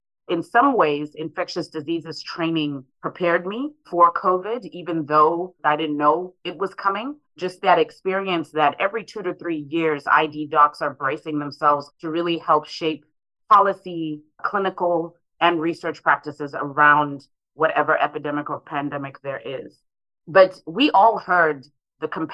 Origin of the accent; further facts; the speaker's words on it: Harare, Zimbabwe; now in St. Louis, United States; I was one of those children growing up in Harare